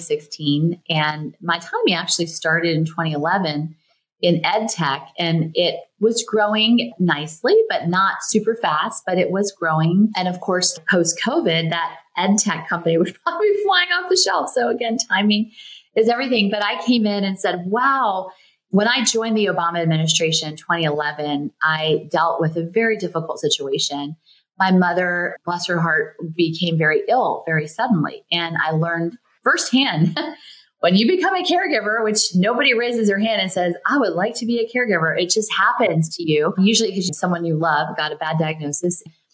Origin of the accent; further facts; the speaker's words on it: the South, United States; For me, growing up in the South, I was a little bit of a wallflower. I felt a little invisible, maybe.